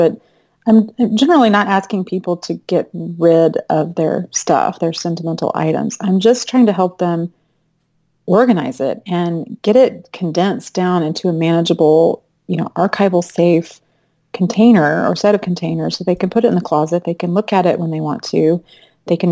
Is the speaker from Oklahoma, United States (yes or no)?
no; Arlington, Texas, United States; moved away as an adult; also born or lived in Fort Worth, Texas / California; now in Austin, United States; I'm from Arlington, Dallas-Fort Worth area